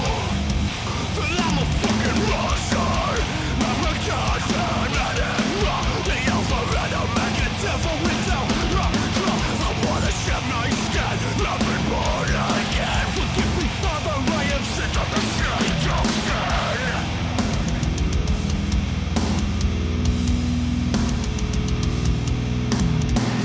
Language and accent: English; Boston, Massachusetts, United States; accent: Boston; my Boston accent